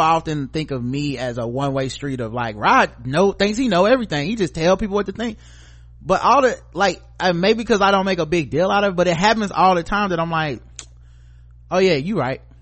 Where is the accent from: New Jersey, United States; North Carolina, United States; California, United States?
North Carolina, United States; I live in North Carolina